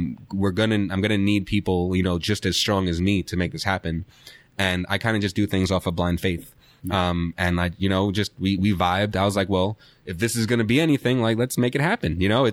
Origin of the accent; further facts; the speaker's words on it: New York, United States; He's from the Bay Area. I was from New York.